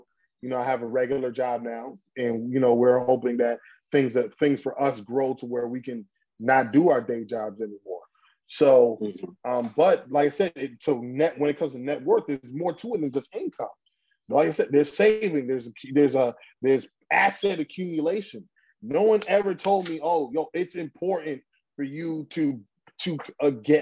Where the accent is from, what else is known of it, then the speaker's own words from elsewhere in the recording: New York City, New York, United States; we grew up in Brooklyn, New York, in an area called Crown Heights